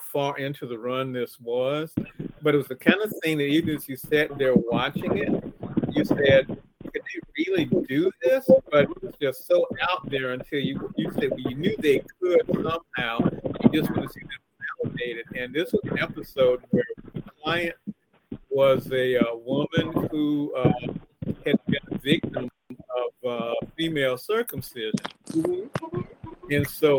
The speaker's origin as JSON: {"language": "English", "town": "Jacksonville", "region": "Florida", "country": "United States", "tie": "born or raised there", "said": "that's my hometown on the map"}